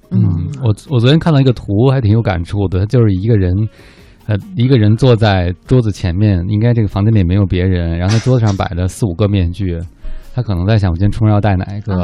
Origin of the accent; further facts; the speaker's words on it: China; 我们中国人